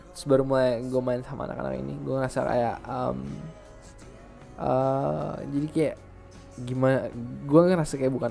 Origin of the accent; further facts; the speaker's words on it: Indonesia; born there; also born or lived in United States; gue lahir di Indo nih cuman gue ngerasa besar di Amerika